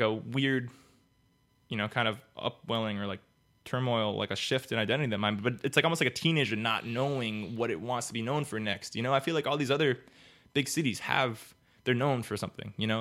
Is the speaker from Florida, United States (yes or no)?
yes; Miami, Florida, United States; I was born and raised in Miami